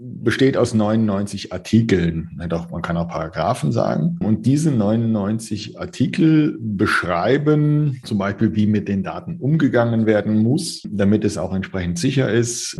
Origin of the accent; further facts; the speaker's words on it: Germany; bei uns in Deutschland